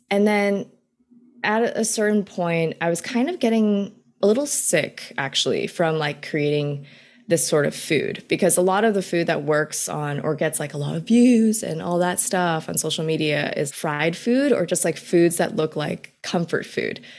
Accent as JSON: {"language": "English", "town": "New York City", "region": "New York", "country": "United States", "tie": "born or raised there", "said": "I was born in New York City. My parents worked in New York City for their entire lives. And so I've really just kind of grown up in the Queens area when I was really young and pretty much kind of stayed within the tri-state area for most of my life"}